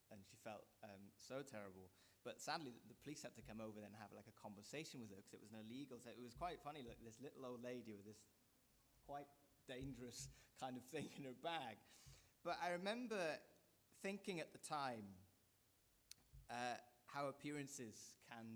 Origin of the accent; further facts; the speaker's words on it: Wales, United Kingdom; moved away; I'm a Welshman